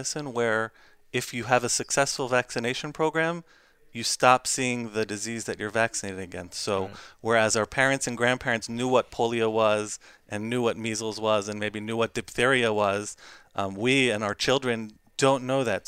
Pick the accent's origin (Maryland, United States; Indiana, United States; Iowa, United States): Maryland, United States; Baltimore; I'm from Baltimore, Maryland.